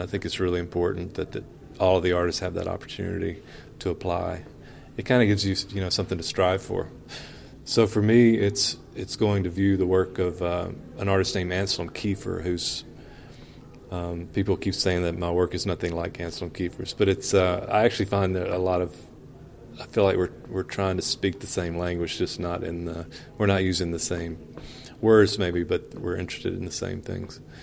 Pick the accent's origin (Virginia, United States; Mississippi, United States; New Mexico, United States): Mississippi, United States; West Point; moved away as an adult; also born or lived in Chicago; born and raised in West Point, Mississippi